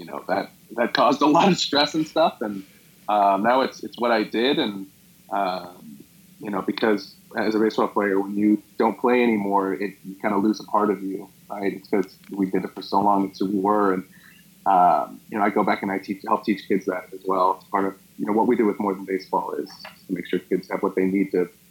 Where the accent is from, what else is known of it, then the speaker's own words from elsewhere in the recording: Scottsdale, Arizona, United States; also born or lived in San Antonio, Texas; I grew up in Scottsdale, Arizona